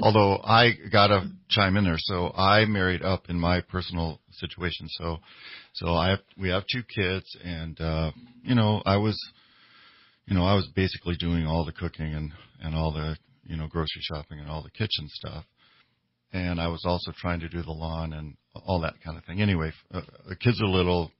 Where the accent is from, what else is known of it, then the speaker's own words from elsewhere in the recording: Minnesota, United States; I grew up in Minnesota